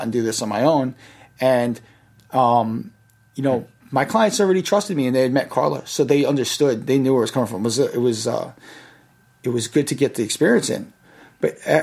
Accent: Yonkers, New York, United States; The city I grew up in was Yonkers, right next to the Bronx

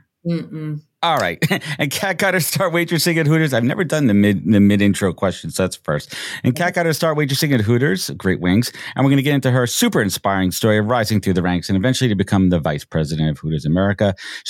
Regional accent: New York, United States; Born and raised in New York.

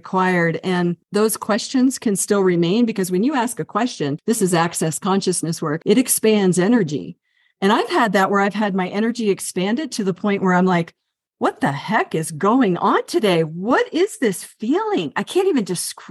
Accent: Northern Virginia, United States; also born or lived in Colorado; now in Santa Fe, United States; I grew up in Northern Virginia, and then I went to Colorado, and now I'm here in New Mexico.

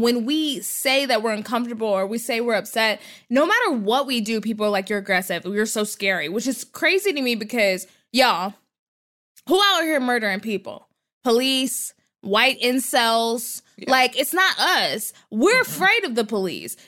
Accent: North Texas, United States; I was a kid, because I'm from Texas and North Texas, there were a lot of Mormons.

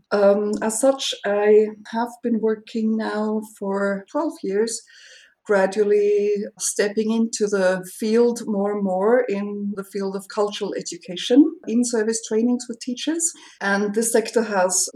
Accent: Austria; I am from Austria

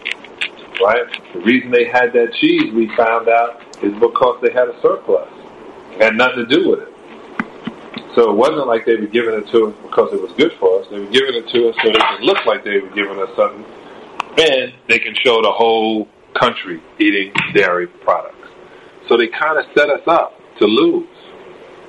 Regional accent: New York City, New York, United States; I grew up in Canarsie, in Brooklyn.

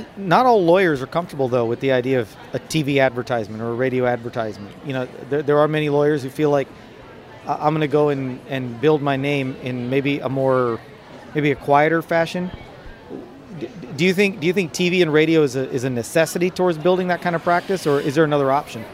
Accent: Dallas, Texas, United States; lovely Dallas, Texas, my hometown

